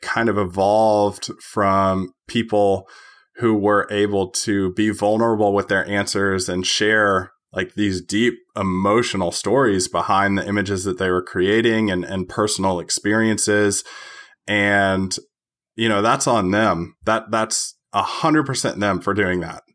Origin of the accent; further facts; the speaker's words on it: Tennessee, United States; I am from Tennessee.